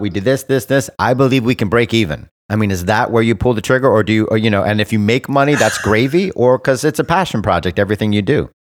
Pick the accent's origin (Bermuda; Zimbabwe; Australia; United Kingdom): Bermuda; my home country of Bermuda